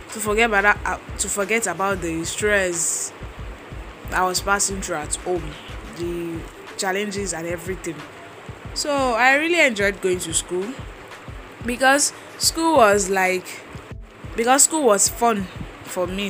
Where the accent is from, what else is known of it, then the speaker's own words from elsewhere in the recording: Ogbomoso, Oyo, Nigeria; also born or lived in Agbado, Ijaiye (schooling); I hail from Oyo State, Ogbomoso local government